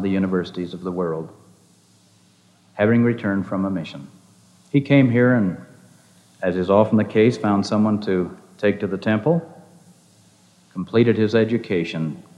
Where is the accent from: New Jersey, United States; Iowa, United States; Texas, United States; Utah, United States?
Utah, United States; Provo; I have loved being in Provo most of my life. I have loved growing up in Happy Valley